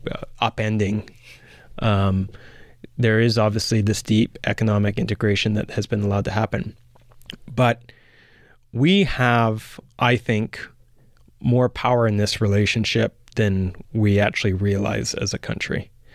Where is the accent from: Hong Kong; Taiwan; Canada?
Canada; being a Canadian